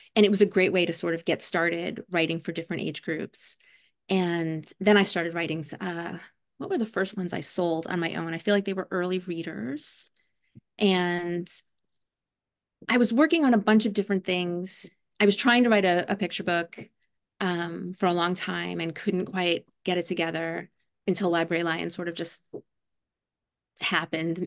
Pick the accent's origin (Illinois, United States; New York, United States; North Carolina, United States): New York, United States; New York City; now in Brooklyn, New York, United States; I grew up in Staten Island, New York